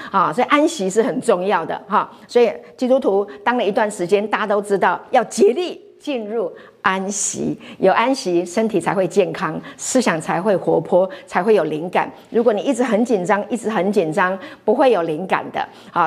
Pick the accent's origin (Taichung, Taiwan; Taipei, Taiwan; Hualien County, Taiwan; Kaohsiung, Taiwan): Hualien County, Taiwan; 我是在花莲长大的